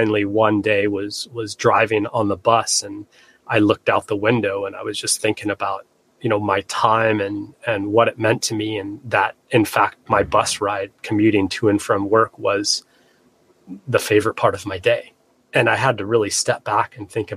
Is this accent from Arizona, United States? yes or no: yes; Flagstaff, Arizona, United States; moved away as an adult; also born or lived in Seattle, Washington; I grew up in Flagstaff, landlocked Arizona